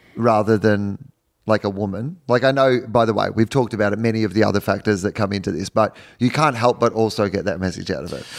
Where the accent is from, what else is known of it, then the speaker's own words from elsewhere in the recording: Australia; moved away as an adult; also born or lived in United States; As an Australian